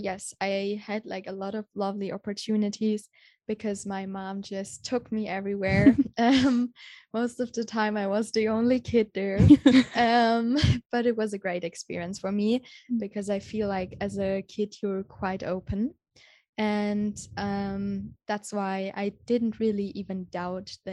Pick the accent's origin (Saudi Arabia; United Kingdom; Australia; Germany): Germany; Munich, Bavaria; moved away; I'm from Germany, from the beautiful city Munich